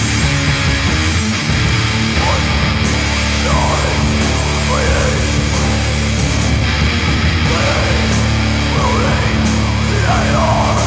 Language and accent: English; Seattle, Washington, United States; Seattle, Washington, my hometown